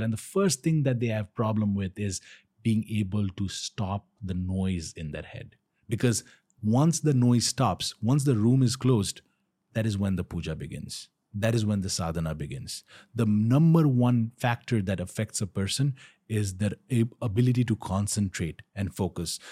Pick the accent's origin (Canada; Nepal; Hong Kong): Nepal; Kathmandu, Bagmati; my village, I am from Pashpatinath. So, I didn't move to Pashpatinath